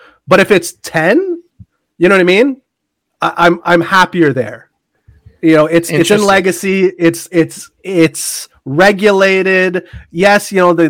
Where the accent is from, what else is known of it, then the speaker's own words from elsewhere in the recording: Canada; Forget I'm Canadian.